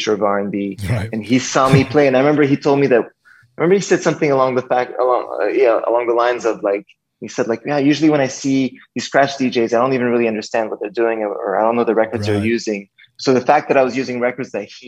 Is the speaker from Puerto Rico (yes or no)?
no; Montreal, Quebec, Canada; I grew up in Montreal, Canada